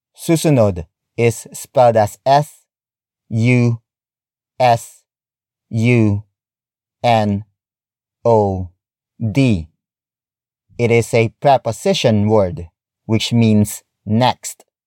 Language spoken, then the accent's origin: English; Philippines; my home country